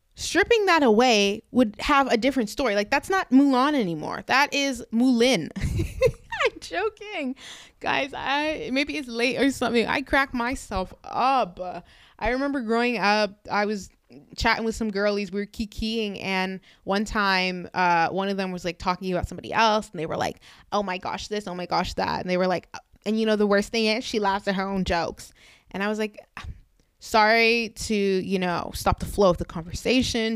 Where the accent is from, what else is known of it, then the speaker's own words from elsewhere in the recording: Canada; I'm actually Canadian